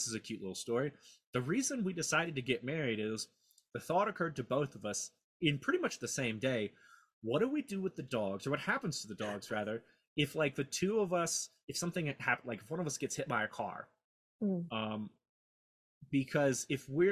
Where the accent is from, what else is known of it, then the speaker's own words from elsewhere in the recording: Mississippi, United States; also born or lived in Memphis, Tennessee; I was born in Memphis, Tennessee. I grew up in Mississippi